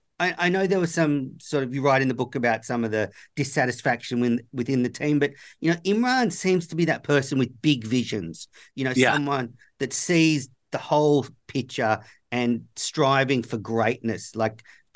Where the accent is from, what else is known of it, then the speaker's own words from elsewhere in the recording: Sydney, New South Wales, Australia; Now, you know, I'm from Sydney, New South Wales, and played a bit of grade cricket.